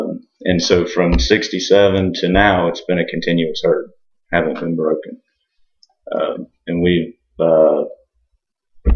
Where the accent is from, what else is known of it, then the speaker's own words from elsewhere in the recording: Osceola County, Florida, United States; also born or lived in Georgia; I'm fourth generation here in Osceola County and in the cattle business